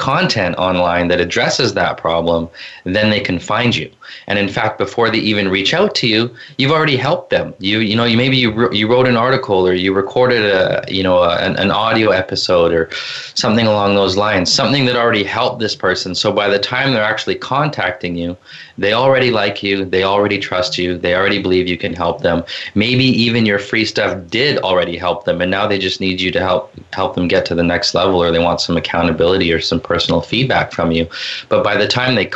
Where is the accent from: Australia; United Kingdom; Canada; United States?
Canada; Vancouver, British Columbia; I'm from Vancouver, BC